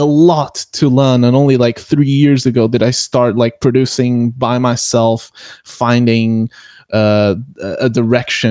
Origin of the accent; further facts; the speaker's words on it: Portugal; I'm from Portugal